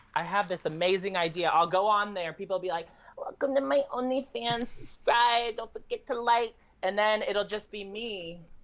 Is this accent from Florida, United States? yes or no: no; Michigan, United States; now in Indiana, United States; then I grew up 30 minutes north of Rothbury Electric Forest and um, mm. like pretty much back and forth between Indiana and Michigan